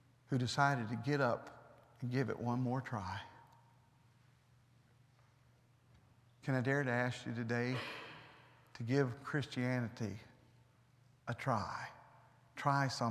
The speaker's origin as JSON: {"language": "English", "country": "United States", "said": "I'm an American"}